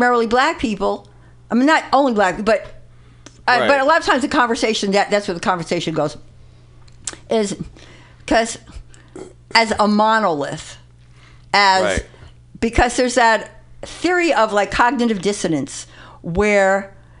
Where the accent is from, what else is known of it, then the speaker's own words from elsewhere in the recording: New York City, New York, United States; I grew up in the Bronx